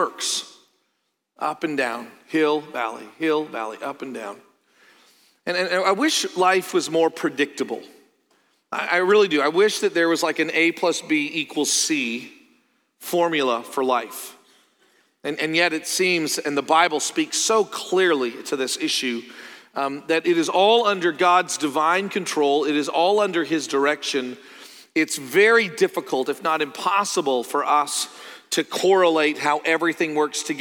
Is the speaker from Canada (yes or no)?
yes; Canada; moved away; also born or lived in Joplin, Missouri; I'm from Canada